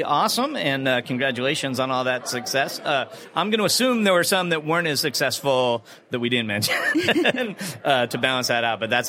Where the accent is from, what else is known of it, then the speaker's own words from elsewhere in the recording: Chicago, Illinois, United States; I'm also a Chicagoan.